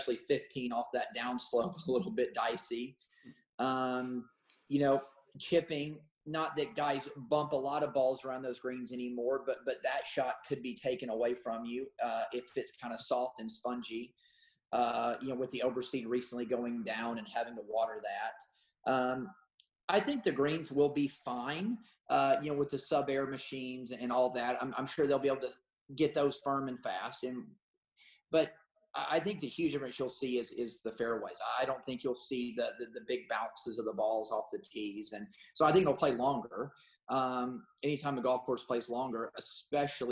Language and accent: English; Augusta, Georgia, United States; growing up in Augusta